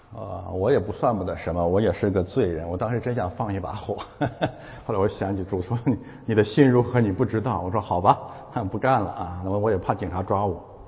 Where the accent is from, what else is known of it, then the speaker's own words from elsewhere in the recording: China; moved away as an adult; 我们中国人怎么这么有智慧啊？